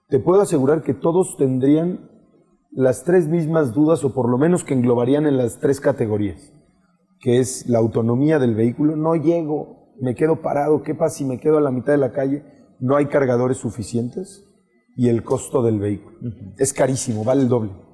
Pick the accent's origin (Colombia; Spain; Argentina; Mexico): Mexico; como mexicanos, y, y cuando digo mexicanos es toda esta oficina